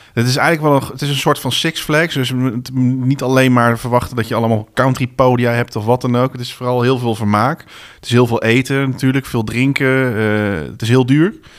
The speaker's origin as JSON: {"language": "Dutch", "town": "Bennekom", "region": "Gelderland", "country": "Netherlands", "tie": "born or raised there", "said": "op een paar straten van waar ik ben geboren, of niet van waar ik ben geboren, maar ik ben getogen ben"}